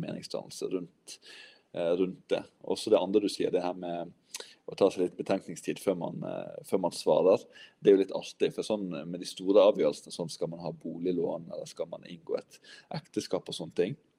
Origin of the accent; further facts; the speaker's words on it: Western Norway, Norway; accent: vestlandsk (Western Norwegian); jeg prater vestlandsk.